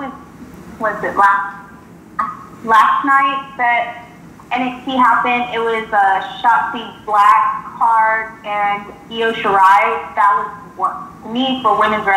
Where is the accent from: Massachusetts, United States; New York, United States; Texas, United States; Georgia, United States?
Texas, United States; moved away as an adult; now in Louisiana, United States; I was born and raised in Texas, but I recently moved out here